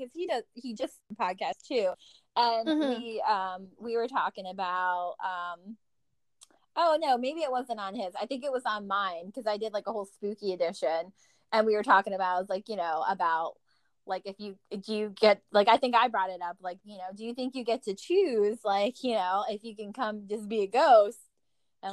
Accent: Virginia, United States; also born or lived in Rahway, New Jersey; I grew up here in Virginia

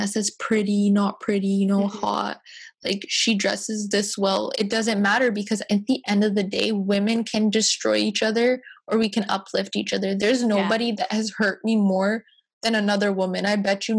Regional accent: White Rock, British Columbia, Canada; I grew up in White Rock, so it's a lot of predominantly white people

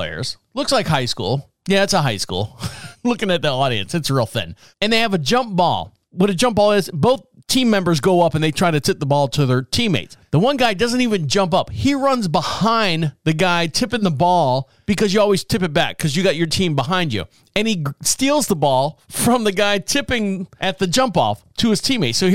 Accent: Orlando, Florida, United States; I was born and raised in Orlando

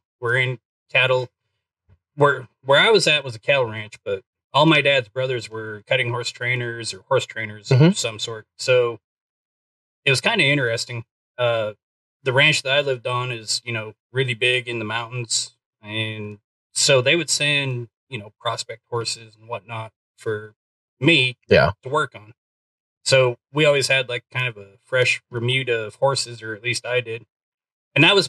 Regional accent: Southern Alberta, Canada; born or raised there; now in Van, United States

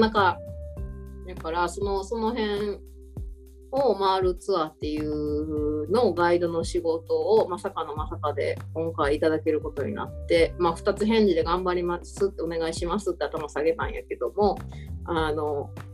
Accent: Osaka, Japan; moved away as an adult; now in Perth, Australia; 私ら大阪出身で

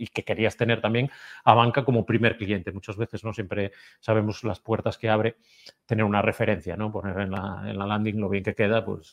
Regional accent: Galicia, Spain; como buenos gallegos tenemos el alma emigrante

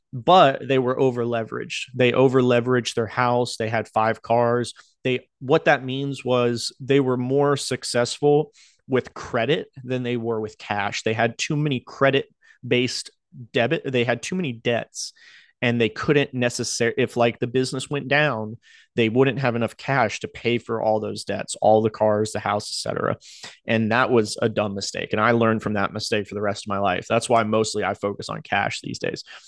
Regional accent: Outer Banks, North Carolina, United States; moved away; I grew up in North Carolina on the Outer Banks.

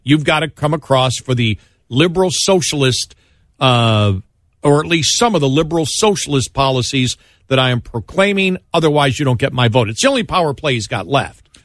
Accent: Buffalo, New York, United States; moved away; my hometown because I'm from there

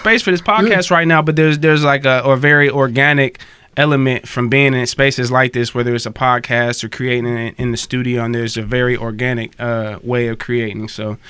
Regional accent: Akron, Ohio, United States; also born or lived in Cleveland, Ohio; I grew up down in the Akron, Canton area. I was born in Cleveland. My parents, all my family's from Cleveland

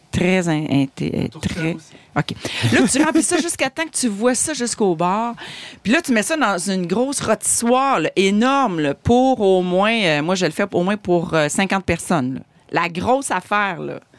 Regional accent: Quebec, Canada; Le cipote gaspésien, parce que moi, je suis gaspésienne d'origine et fière de l'être.

